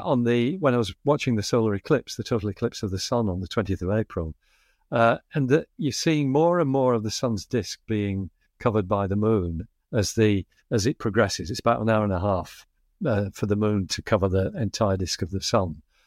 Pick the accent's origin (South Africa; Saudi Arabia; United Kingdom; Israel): United Kingdom; Bradford, Yorkshire and the Humber; accent: Northern England flat vowels; now in Australia; where I grew up in Bradford in the north of England